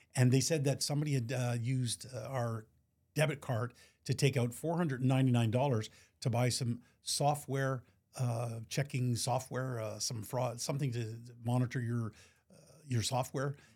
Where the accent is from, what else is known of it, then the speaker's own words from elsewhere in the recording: Montreal, Quebec, Canada; born and raised in Montreal